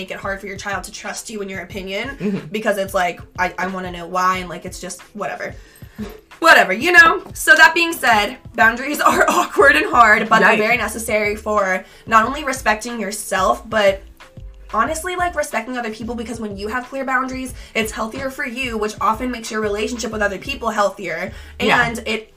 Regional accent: Midwest, United States; I grew up in the Midwest, Catholic

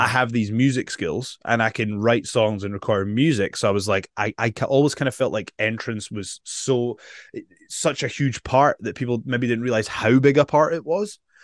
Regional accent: Edinburgh, Scotland, United Kingdom; I'm from Edinburgh, Scotland

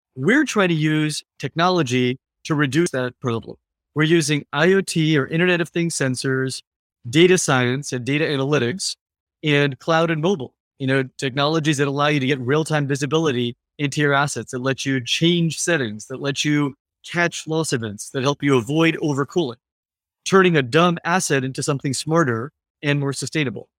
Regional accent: California, United States; now in San Francisco, United States; I grew up in California, uh, a few hours from San Francisco where I live

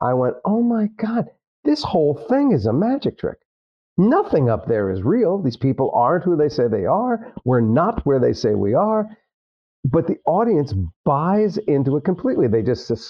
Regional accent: New Jersey, United States; I grew up in Jersey.

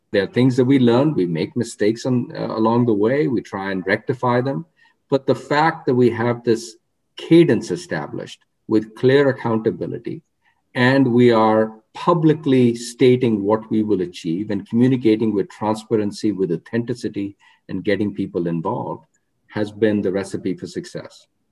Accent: Rohtak, Haryana, India; moved away; I grew up in a town called Rohtak, which is uh, uh, 40 miles west of New Delhi.

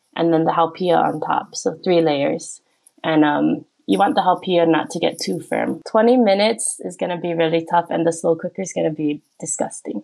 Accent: Hawaii, United States; moved away as an adult; now in Korea; I'm from Hawaii originally, uh, and I've been living in Korea for the past ten years

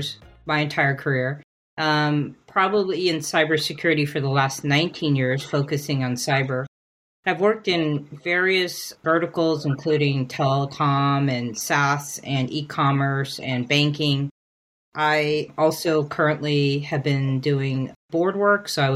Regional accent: San Francisco, California, United States; I was born in San Francisco, and my ethnic background is Mexican

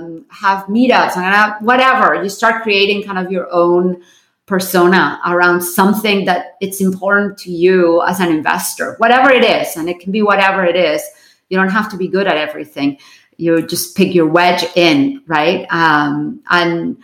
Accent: Barcelona, Catalonia, Spain; now in United States; I was born in Barcelona

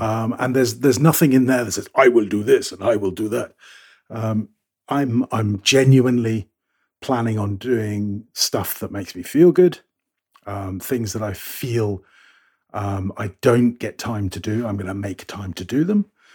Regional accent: United Kingdom; moved away; I'm a Brit

